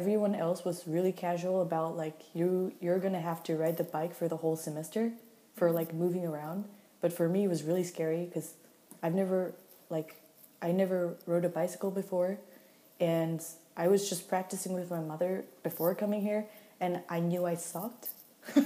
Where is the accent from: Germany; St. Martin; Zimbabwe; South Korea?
South Korea; moved away as an adult; now in Copenhagen, Denmark; I'm from South Korea